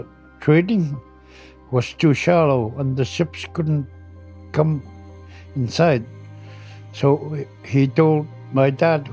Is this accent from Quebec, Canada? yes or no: yes; Puvirnituq, Quebec, Canada; I'm from Puvirnituq. I lived here all my life. I never moved.